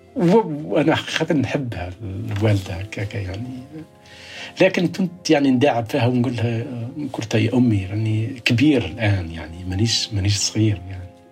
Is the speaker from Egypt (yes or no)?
no; Kasserine Governorate, Tunisia; moved away as an adult; now in United States; ولدت في الريف